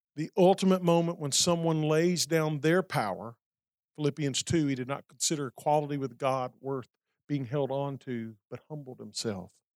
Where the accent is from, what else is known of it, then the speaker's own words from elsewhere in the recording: Alabama, United States; Montgomery, Alabama, my home state